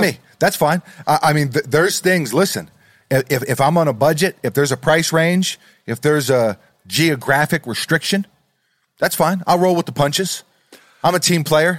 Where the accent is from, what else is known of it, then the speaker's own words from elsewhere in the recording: New York City, New York, United States; I'm from New York City